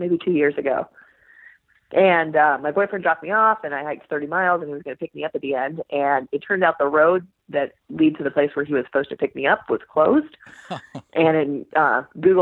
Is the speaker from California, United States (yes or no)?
yes; Sacramento, California, United States; now in Southern California, United States; I grew up in Sacramento